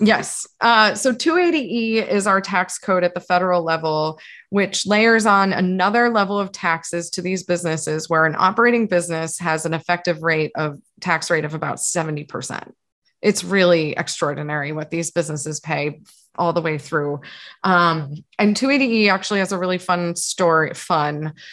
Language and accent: English; East Coast, United States; moved away as an adult; also born or lived in New York; now in San Francisco, United States; having grown up on the East Coast where there was no whisper of a legal market